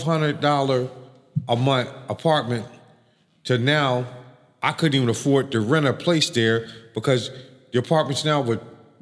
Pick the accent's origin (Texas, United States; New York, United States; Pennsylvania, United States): Pennsylvania, United States; Philadelphia; now in Florida, United States; No, I'm from Philadelphia.